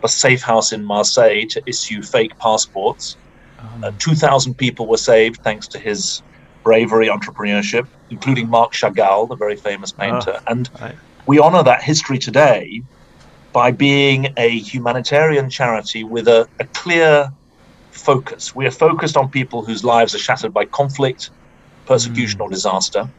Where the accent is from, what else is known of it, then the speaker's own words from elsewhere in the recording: United Kingdom; moved away as an adult; now in United States; I'm from the UK